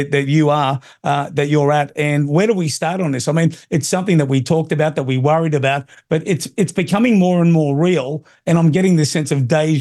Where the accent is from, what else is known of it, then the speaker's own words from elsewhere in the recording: Australia; an Aussie